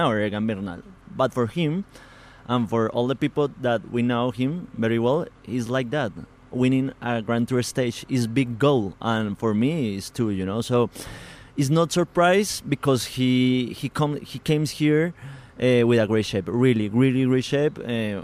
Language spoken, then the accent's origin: English; Bogotá, Colombia; English is a second language; We are from Bogota both.